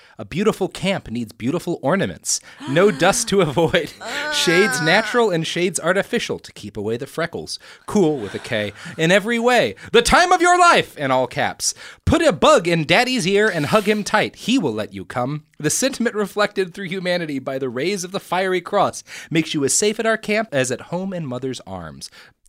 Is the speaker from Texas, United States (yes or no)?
yes; Texas, United States; The realm of Texas does not have a nice coast. Speaking as a Texan, don't go to Galveston.